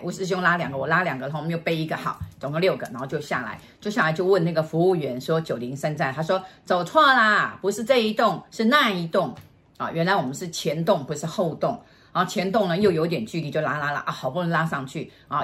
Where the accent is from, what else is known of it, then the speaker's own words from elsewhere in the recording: Taiwan; 我台湾人，我台湾来的